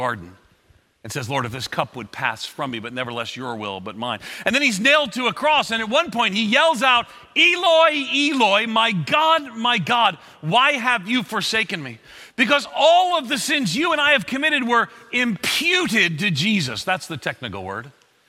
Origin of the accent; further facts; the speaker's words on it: Long Island, outside of New York City, United States; moved away; also born or lived in Florida; I grew up on Long Island outside of New York City, and my family kind of went broke